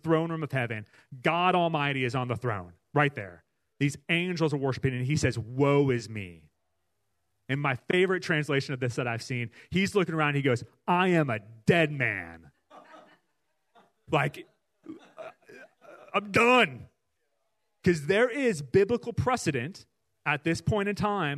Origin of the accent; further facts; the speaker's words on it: Iowa City, Iowa, United States; we grew up in Iowa. We grew up close to the University of Iowa campus